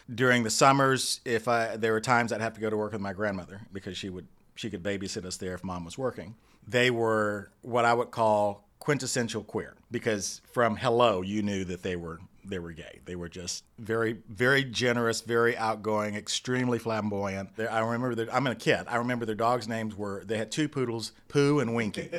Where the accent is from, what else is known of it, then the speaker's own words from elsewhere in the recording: Dallas, Texas, United States; I grew up in Dallas. I'm a Dallas boy. Grew up in Oak Cliff